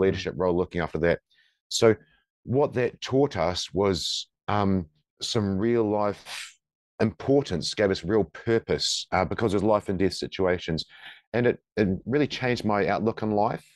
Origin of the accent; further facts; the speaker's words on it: New Zealand; moved away as an adult; now in Perth, Australia; I'm from New Zealand, and, uh, when I was in the Special Forces, the th, four of us, including myself, were looking to come and move to Perth